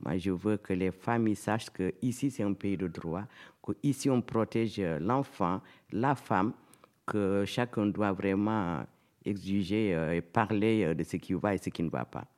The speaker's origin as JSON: {"language": "French", "region": "Casamance", "country": "Senegal", "moved": "as an adult", "lives_now": "Montfermeil, France", "said": "je suis sénégalaise. Voilà, je suis euh, de Casamas, de la Casamas."}